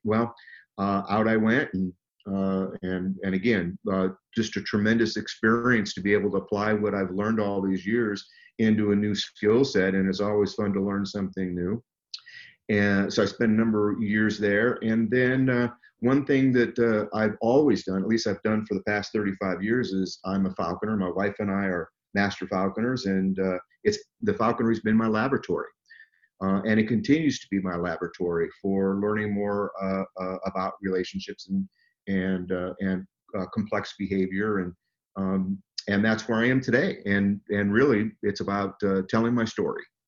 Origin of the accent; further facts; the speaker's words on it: Southern California, United States; I grew up in Southern California